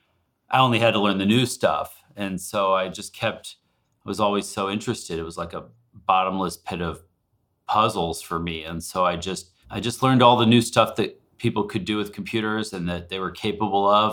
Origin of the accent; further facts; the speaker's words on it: Alaska, United States; now in Seattle, United States; I grew up in Alaska